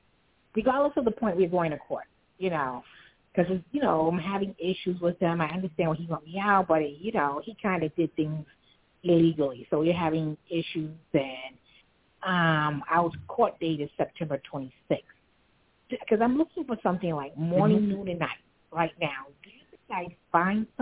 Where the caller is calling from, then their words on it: New York City, New York, United States; I'm calling from Brooklyn.